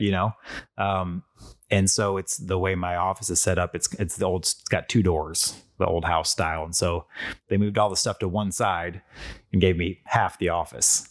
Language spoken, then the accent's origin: English; North County, Missouri, United States; I grew up in North County.